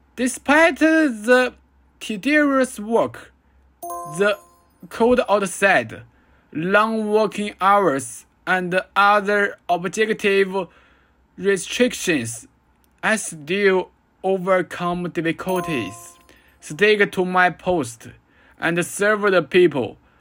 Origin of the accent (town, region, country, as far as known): China